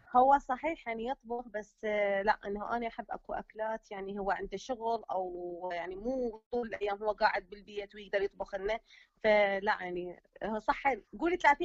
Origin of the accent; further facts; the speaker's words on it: Baghdad, Baghdad Governorate, Iraq; now in Germany; هم بغداد وساكنين في المانيا